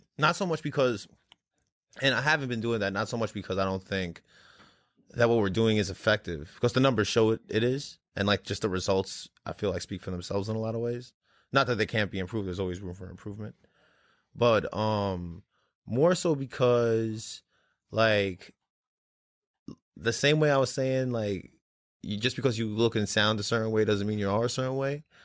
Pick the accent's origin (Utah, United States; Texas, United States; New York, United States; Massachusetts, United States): New York, United States; New York City; moved away; I'm actually from Brooklyn originally.